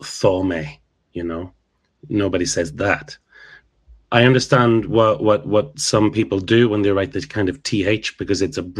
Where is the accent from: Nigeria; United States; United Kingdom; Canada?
United Kingdom; mid-Ulster, Northern Ireland; accent: Ulster; When I was growing up in mid-Ulster, it was I think. H-I-N-K